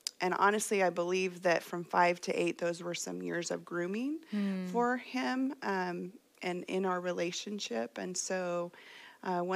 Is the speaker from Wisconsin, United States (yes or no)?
no; Fresno, California, United States; I was born here in Fresno